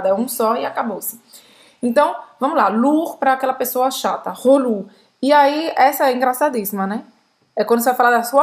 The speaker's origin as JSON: {"language": "Portuguese", "country": "Brazil", "said": "principalmente para os amigos que sabem que eu sou brasileira"}